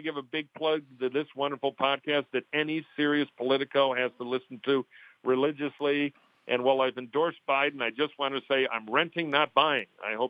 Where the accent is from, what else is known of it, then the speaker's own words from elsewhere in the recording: Michigan, United States; Michigan, my home state.